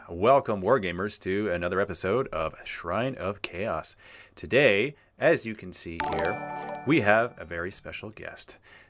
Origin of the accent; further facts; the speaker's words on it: Canada; being a Canadian